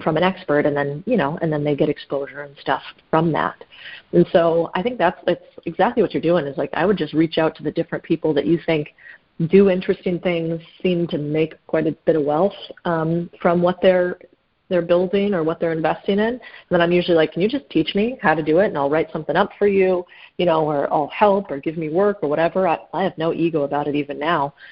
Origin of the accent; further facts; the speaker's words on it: Phoenix, Arizona, United States; I grew up in in Phoenix, Arizona